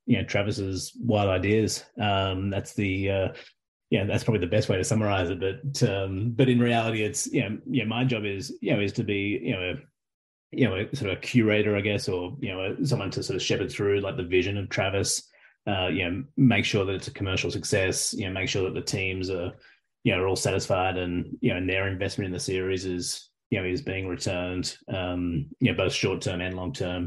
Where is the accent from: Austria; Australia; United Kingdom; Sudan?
Australia; accent: Australian; now in United States; as an Australian